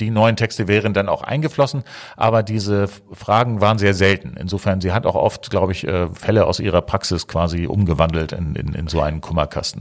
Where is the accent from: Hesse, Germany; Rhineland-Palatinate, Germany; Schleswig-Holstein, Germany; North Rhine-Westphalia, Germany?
Schleswig-Holstein, Germany; Eckernförde; now in Hamburg, Germany; Ich komme ursprünglich aus Eckernförde